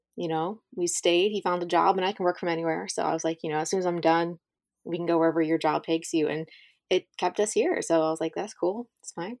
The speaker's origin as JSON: {"language": "English", "region": "Southern Ohio", "country": "United States", "tie": "born or raised there", "also_born_or_lived": "Kentucky / Virginia / the South", "moved": "as an adult", "said": "growing up in a small place"}